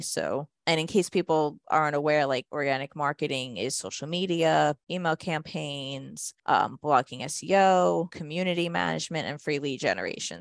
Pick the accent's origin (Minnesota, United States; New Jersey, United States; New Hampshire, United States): New Jersey, United States; Jersey Shore; I'm actually from the Jersey Shore area